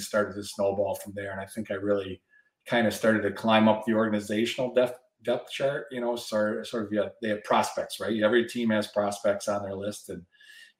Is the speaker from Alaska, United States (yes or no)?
no; West Michigan, United States; also born or lived in Toronto, Canada; I grew up in West Michigan. I think my birthplace is a little misleading